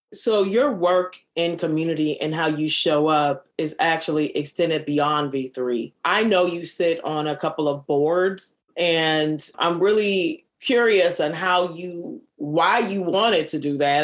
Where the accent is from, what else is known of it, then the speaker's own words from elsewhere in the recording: Minneapolis, Minnesota, United States; I'm from the North Side.